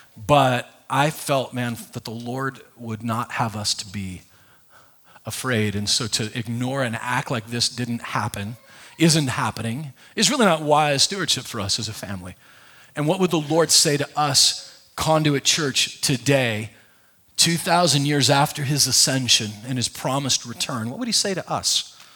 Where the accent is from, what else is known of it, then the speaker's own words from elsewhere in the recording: Nebraska, United States; I was raised in, I was raised in Nebraska